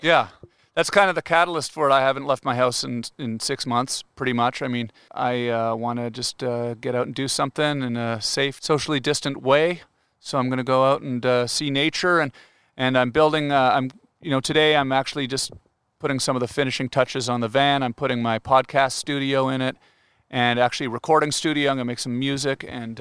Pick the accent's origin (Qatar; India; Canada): Canada; I'm Canadian. We say washroom